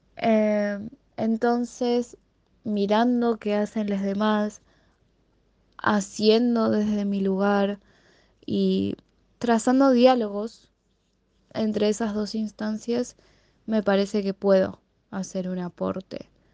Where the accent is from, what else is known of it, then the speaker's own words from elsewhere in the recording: Buenos Aires, Argentina; Yo soy de Capital Federal, eh, vivo en un barrio que se llama Floresta, siempre viví acá